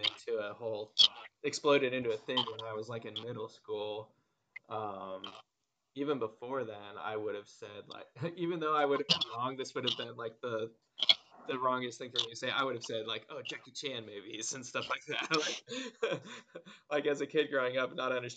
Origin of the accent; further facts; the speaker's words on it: Midwestern Ohio, United States; growing up in Midwestern Ohio, there were no places that I could go and eat sushi